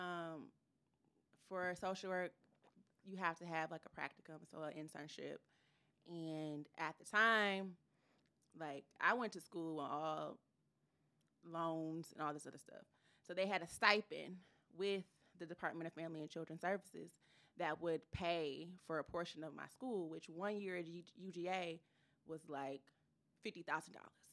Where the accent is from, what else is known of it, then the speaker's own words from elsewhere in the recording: Ypsilanti, Michigan, United States; I am from Ypsilanti, Michigan.